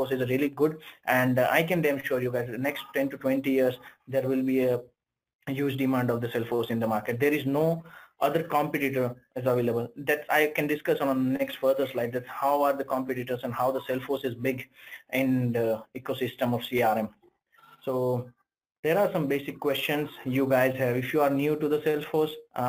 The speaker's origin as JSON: {"language": "English", "country": "India", "said": "I'm from India"}